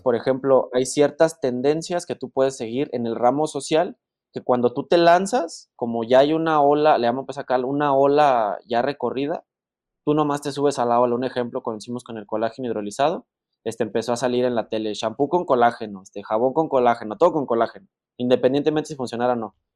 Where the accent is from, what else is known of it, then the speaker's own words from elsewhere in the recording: La Piedad, Michoacán, Mexico; de donde soy yo, de La Piedad Michoacán